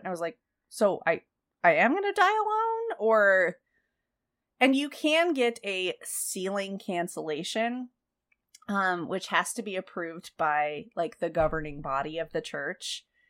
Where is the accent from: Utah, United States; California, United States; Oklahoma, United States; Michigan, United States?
Utah, United States; I grew up in Utah where most people are Mormon